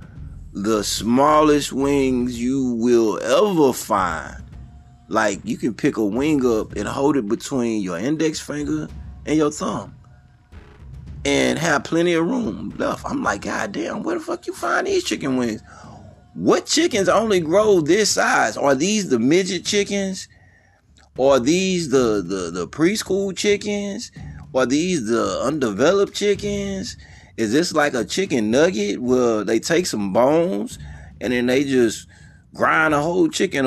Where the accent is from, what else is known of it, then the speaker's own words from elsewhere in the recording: Houston, Texas, United States; now in Atlanta, United States; Growing up in Houston, Texas